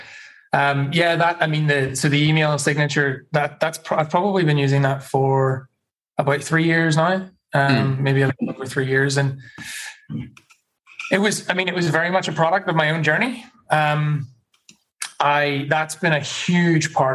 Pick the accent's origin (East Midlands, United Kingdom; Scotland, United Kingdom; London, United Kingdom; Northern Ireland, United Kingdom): Northern Ireland, United Kingdom; also born or lived in New Zealand; now in Australia; But I come from Northern Ireland, Ulster, the historic province of Ulster, which is one of four provinces historically in Ireland. And I grew up in a particular place in Northern Ireland